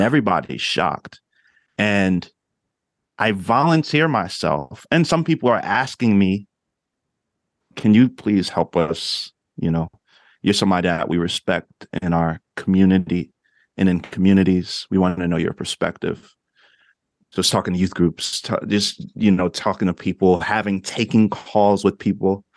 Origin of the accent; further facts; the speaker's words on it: New Jersey, United States; moved away as an adult; also born or lived in Oklahoma; I grew up in Jersey